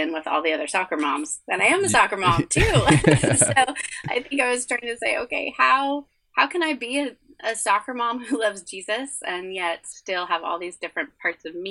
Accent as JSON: {"language": "English", "area": "Orange County", "region": "Southern California", "country": "United States", "tie": "born or raised there", "also_born_or_lived": "Scotland", "said": "We grew up in the same suburbs we're living in now, in Southern California, in Orange County, which is between LA and San Diego."}